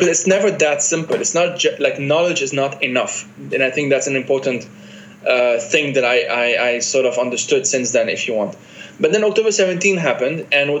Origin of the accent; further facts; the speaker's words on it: Lebanon; also born or lived in France; I'm a Lebanese guy who has these multiple identities, Palestinian, Italian, Argentinian, whatever. I was born in France, but I'm not French.